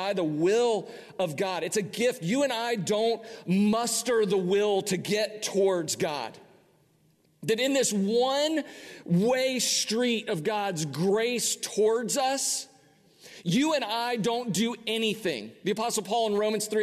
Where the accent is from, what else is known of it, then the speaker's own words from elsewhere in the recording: United States; as an American